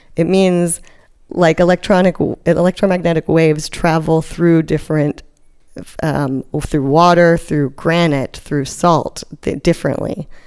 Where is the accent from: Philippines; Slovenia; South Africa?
South Africa; moved away; also born or lived in Cape Town, South Africa; I grew up partially, I was born in South Africa. So I spent a lot of years on the coasts there.